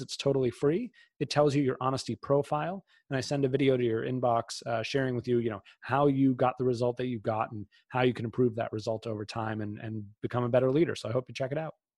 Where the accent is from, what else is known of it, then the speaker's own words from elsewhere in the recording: outside of Boston, Massachusetts, United States; I grew up outside of Boston